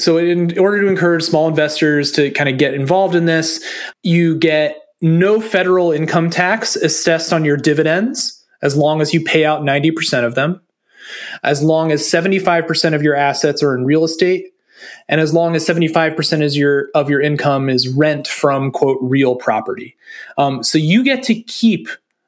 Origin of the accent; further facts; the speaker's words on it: Maryland, United States; my home state of Maryland, in the mid-Atlantic U.S.